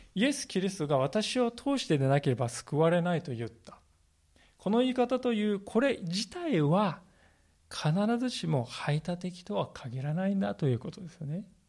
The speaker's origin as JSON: {"language": "Japanese", "region": "Kanagawa", "country": "Japan", "tie": "born or raised there", "moved": "as an adult", "lives_now": "Sendai, Japan", "said": "私はあの神奈川県の出身でありまして"}